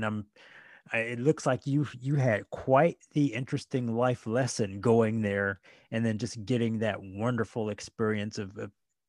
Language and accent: English; Missouri, United States; now in California, United States; when I grew up in Missouri, most of my childhood.